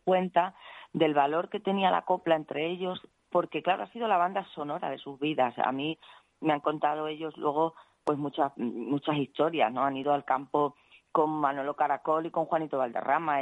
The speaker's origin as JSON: {"language": "Spanish", "region": "Extremadura", "country": "Spain"}